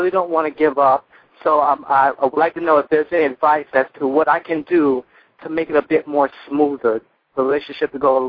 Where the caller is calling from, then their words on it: Miami, Florida, United States; I'm calling you from Miami, Florida.